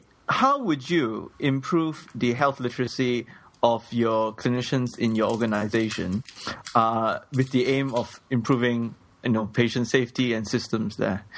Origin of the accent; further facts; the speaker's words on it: Malaysia; I'm Malaysian.